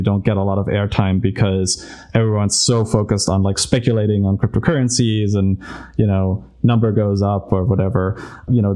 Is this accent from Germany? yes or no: yes; Germany; moved away; I'm from Germany originally, and so my grandmother still told me about like hyperinflation